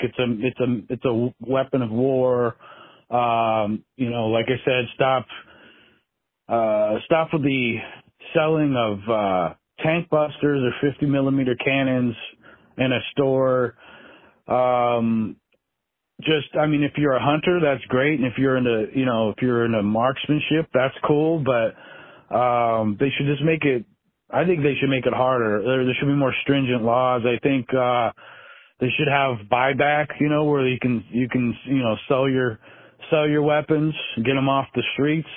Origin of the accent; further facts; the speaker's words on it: Alaska, United States; growing up in Alaska